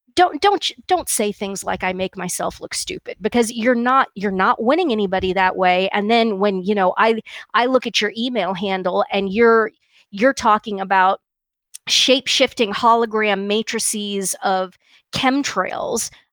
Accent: Kansas, United States; where I grew up in Kansas was, you know, almost completely Protestant

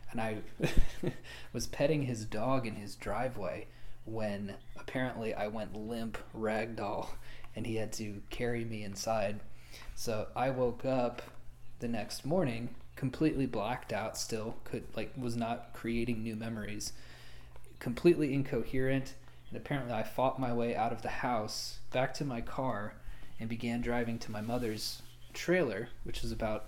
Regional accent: Lawton, Oklahoma, United States; born or raised there; moved away

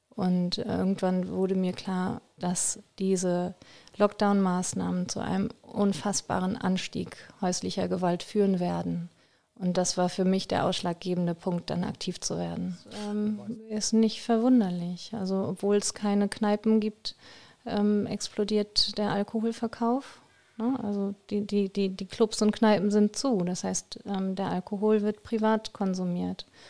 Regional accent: Germany; moved away; also born or lived in Belgium / Groningen, Netherlands; ich wirklich hier aus Deutschland kommen

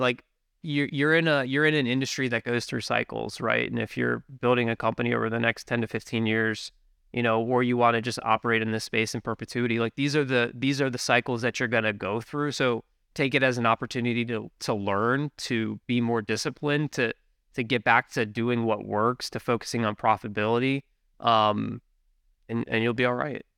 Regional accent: Richmond, Virginia, United States; moved away as an adult; now in Buffalo, United States; born and raised in Richmond, Virginia

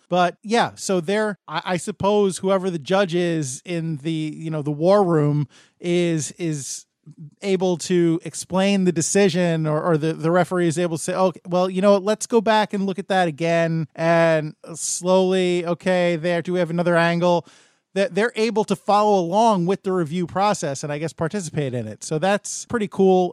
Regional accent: United States; I'm an American

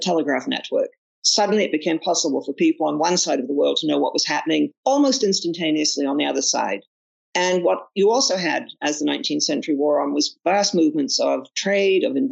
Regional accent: Toronto, Ontario, Canada; also born or lived in Oxford, United Kingdom; Well, I'm a Canadian, and I grew up in Canada

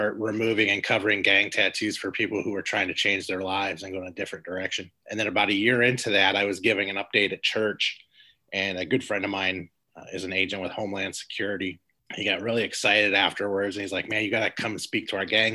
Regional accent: Los Angeles, California, United States; moved away as an adult; also born or lived in Chicagoland area; now in Chicago, United States; I grew up in South Central Los Angeles

